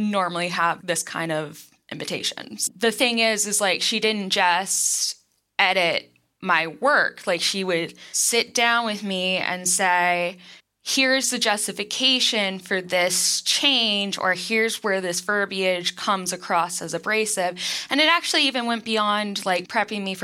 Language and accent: English; Winston-Salem, North Carolina, United States; now in Research Triangle area, North Carolina, United States; So I'm from North Carolina. I'm from, well, I would say more it's the suburbs of a city called Winston-Salem, but it's so far out in the country that you got fields and tobacco